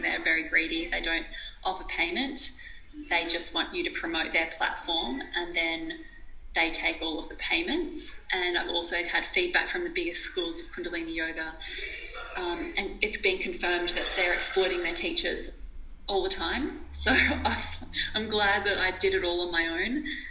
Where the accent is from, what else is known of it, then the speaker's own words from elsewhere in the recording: Australia; I was from this small, tiny town and I was from Australia